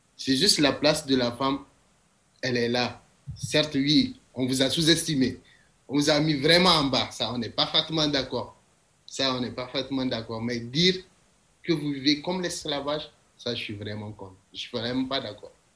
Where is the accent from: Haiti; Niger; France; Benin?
Niger; now in Chicoutimi, Canada; je suis de nationalité nigérienne. Pas du Nigeria, du Niger.